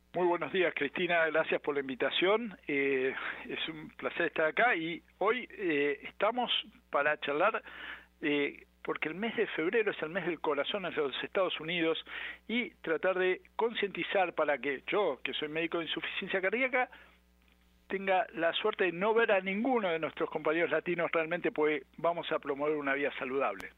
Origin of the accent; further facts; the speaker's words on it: Argentina; moved away; Yo soy argentino